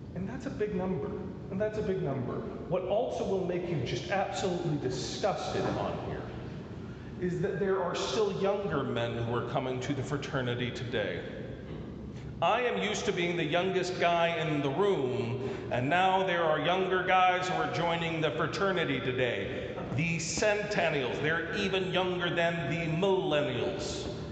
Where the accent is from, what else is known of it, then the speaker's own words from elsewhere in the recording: Las Vegas, Nevada, United States; I'm from Las Vegas